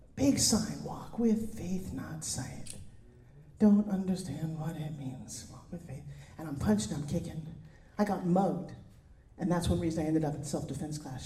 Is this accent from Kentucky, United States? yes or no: no; New York, United States; now in California, United States; I come from New York